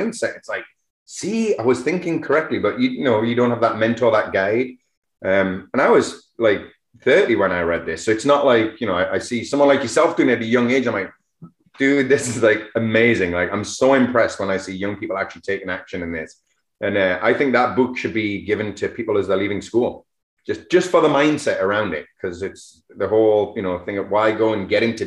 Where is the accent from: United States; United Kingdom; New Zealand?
United Kingdom; England; also born or lived in Alberni Valley; now in Canada; being English